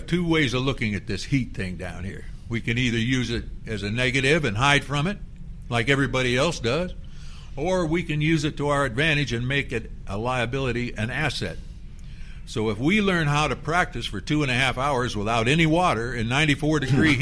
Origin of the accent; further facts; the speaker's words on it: Stow, Ohio, United States; moved away as an adult; also born or lived in Syracuse, New York / Miami, Florida; growing up in Northeast Ohio